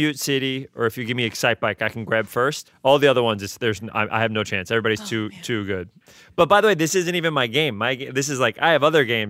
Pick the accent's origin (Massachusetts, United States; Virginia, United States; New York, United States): New York, United States; New York City; I'm from the Bronx.